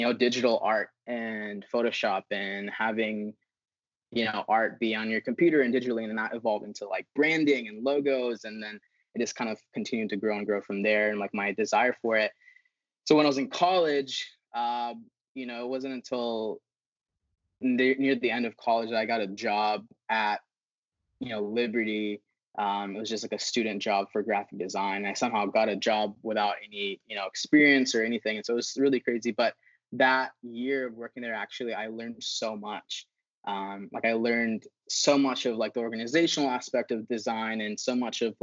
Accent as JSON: {"language": "English", "country": "Philippines", "tie": "born or raised there", "moved": "yes", "said": "I grew up in the Philippines"}